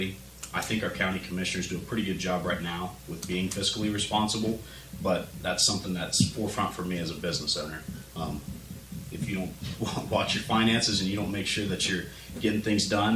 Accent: Glenford, Ohio, United States; I grew up in Glenford

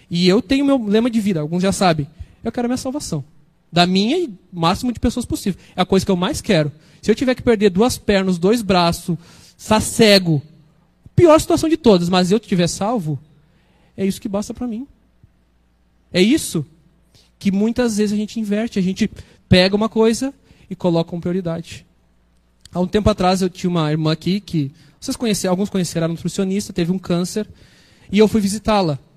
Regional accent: Brazil; moved away; Toda vez que eu volto para minha terra, ali para São Francisco, dá uma saudade. Eu amo aquele lugar.

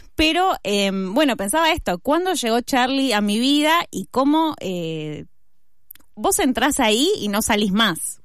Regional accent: Argentina; como argentinas y argentinos

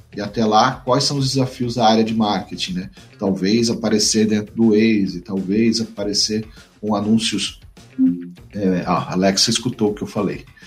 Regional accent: São Paulo, Brazil; moved away as an adult; now in Mato Grosso do Sul, Brazil; eu sou de São Paulo, vim morar, trabalhar no Mato Grosso do Sul.

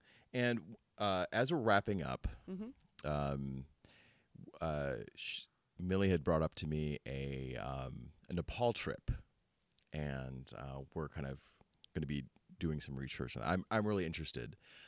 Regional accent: Philippines; born there; Being half Filipino myself and being born in the Philippines, I do have a lot of... you know, it's close to my heart

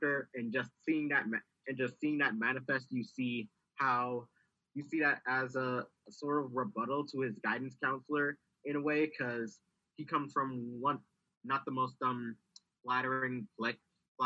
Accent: New York City, New York, United States; I'm from the South Bronx, and my the school I went to, even though we were from the South Bronx

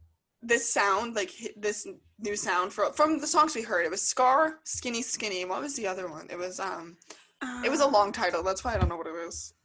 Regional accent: Long Island, New York, United States; Emily is 4'10", I am 5'10". She's from New England, I'm from Long Island.

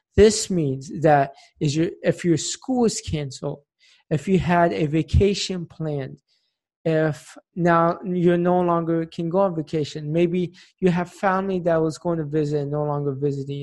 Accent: Tampa, Florida, United States; now in Philadelphia, United States; my hometown, Tampa, Florida

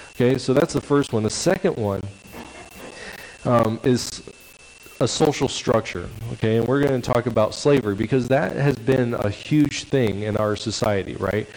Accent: Stockton, California, United States; also born or lived in Camanche, California; where I grew up in Stockton, California

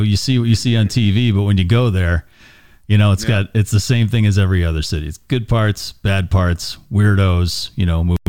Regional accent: Natick, Massachusetts, United States; I'm just warning you, I grew up in Natick, Massachusetts. It's a high school football town, and I just couldn't wait to get out of Natick.

